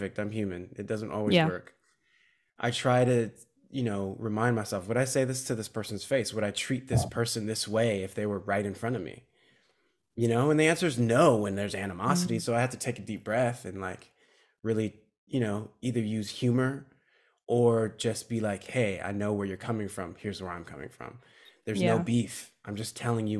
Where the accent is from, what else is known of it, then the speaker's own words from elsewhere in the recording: San Marino, California, United States; I'm from LA. Born and raised in San Marino